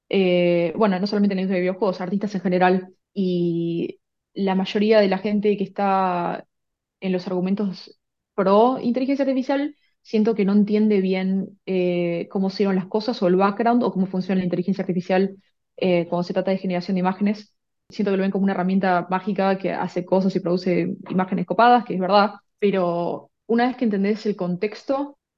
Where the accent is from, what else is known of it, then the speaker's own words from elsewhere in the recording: Argentina; moved away as an adult; now in Vancouver, Canada; Sí, bueno, como bien dijiste, soy, soy argentina. Eh, estuve la mayor parte de mi vida en Argentina, pero viví en un montón de países y bueno, ahora el que toca es, es, Canadá. Estoy acá en Vancouver hace dos años